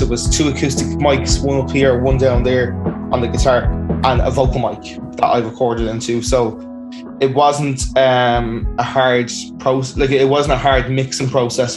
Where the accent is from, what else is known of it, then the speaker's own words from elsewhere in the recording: Dublin, Leinster, Ireland; I'm from Blanchardstown, Dublin. Um, I grew up in the suburbs